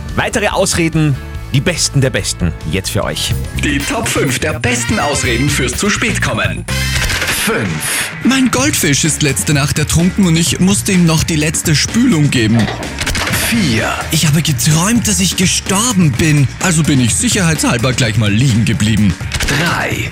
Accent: Upper Austria, Austria; bei uns in Oberösterreich

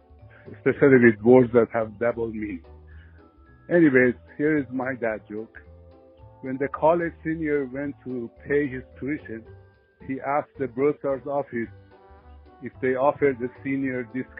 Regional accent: Afghanistan; English is a second language; now in Austin, United States; I'm originally from Afghanistan. Now I live in Austin, Texas.

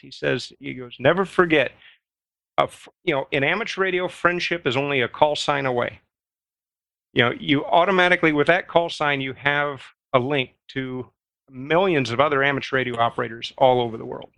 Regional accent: Midwest, United States; I grew up in the Midwest, uh, at the tail end of Tornado, uh, of Tornado Alley.

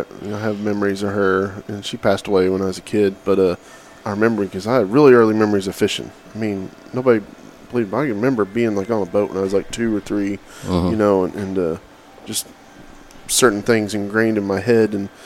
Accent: Oklahoma, United States; now in Texas, United States; I'm from Oklahoma originally. And I guess I got there as fast as I could. It was when I was a kid.

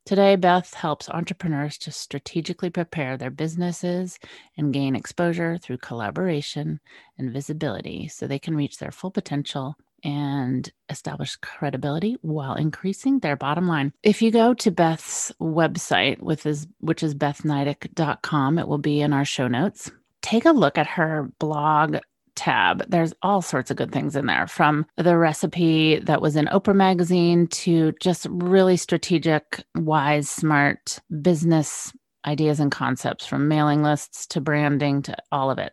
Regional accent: West Coast, United States; moved away as an adult; west coast girl moves east

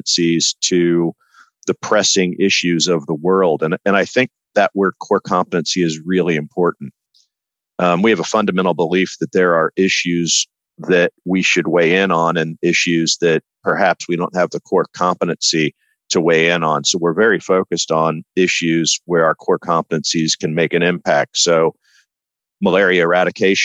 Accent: Midwest, United States; I grew up in the Midwest

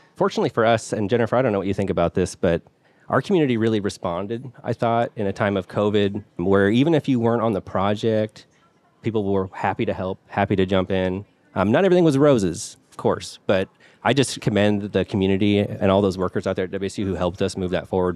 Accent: Pullman, Washington, United States; I grew up in the Pullman area. That's where a W S U is in Washington.

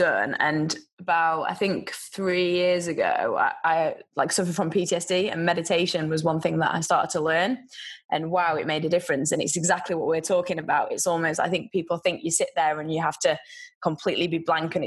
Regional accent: Yorkshire and the Humber, United Kingdom; I'm from the north, I'm from Yorkshire

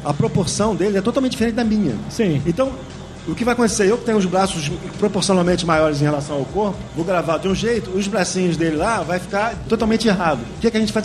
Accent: Rio de Janeiro, Brazil; eu sou do Rio

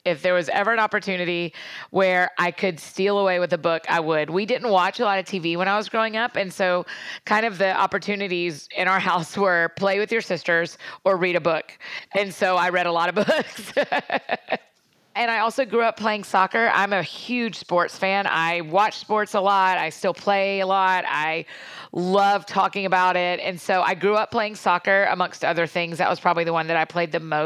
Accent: Marietta, Georgia, United States; now in Nashville, United States; I grew up outside of Atlanta, Georgia, in Marietta, Georgia.

